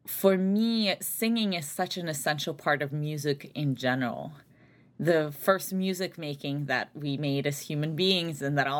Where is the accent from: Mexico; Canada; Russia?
Russia; Saint Petersburg; moved away; also born or lived in Albany, New York, United States; grew up largely in St. Petersburg, Russia, and then my family immigrated to the United States, so upstate New York, the Albany area